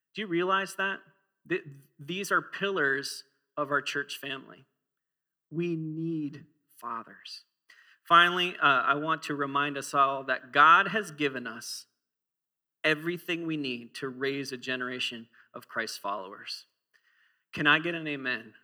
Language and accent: English; Minnesota, United States; I used to walk to school uphill both ways or in the snow as I'm from Minnesota